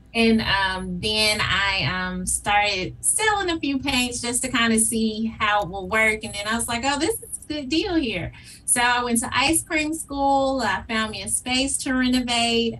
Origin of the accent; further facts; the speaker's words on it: Memphis, Tennessee, United States; I am a proud graduate of Whitehaven High School, mm-hmm. and um, I have lived in Whitehaven most of my life